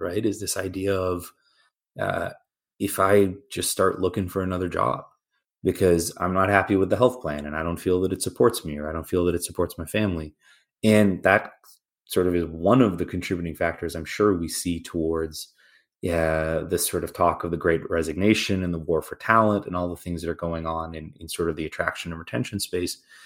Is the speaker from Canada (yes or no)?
yes; Canada; now in United States; I'm originally Canadian, yeah, you know, grew up in a public healthcare system